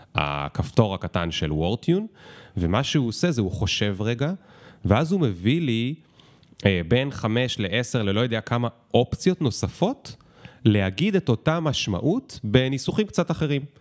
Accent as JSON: {"language": "Hebrew", "country": "Israel", "said": "כי אני ישראלי"}